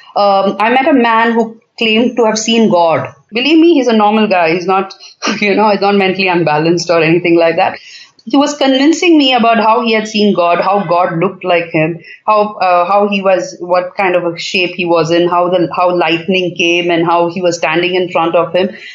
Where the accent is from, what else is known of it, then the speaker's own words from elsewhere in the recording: Bangalore, Karnataka, India; I'm in Bangalore. It's my hometown